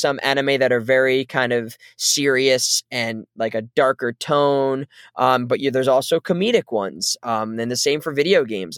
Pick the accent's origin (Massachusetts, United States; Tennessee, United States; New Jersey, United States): New Jersey, United States; my life growing up in New Jersey